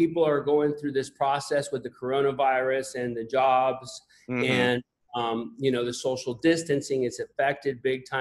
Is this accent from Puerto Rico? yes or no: yes; Puerto Rico; moved away as an adult; also born or lived in Tennessee; I was born in Puerto Rico